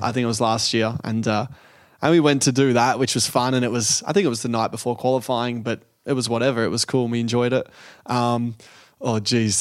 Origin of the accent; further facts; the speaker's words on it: Australia; being Australian